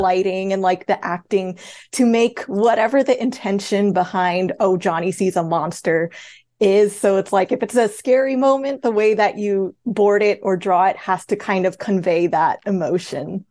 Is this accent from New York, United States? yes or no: yes; Queens, Long Island, New York, United States; now in Los Angeles, United States; I originally grew up in Queens, and then we eventually moved to Long Island, and then after that, I moved to Los Angeles